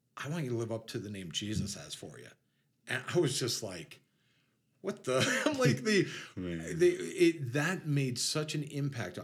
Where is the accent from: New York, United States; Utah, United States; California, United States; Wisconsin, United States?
New York, United States; New York City; moved away as an adult; I grew up in near New York City. I was like 10 minutes from everything